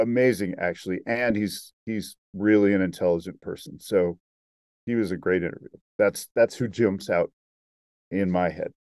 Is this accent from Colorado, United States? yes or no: no; Salt Lake City, Utah, United States; I'm from Salt Lake City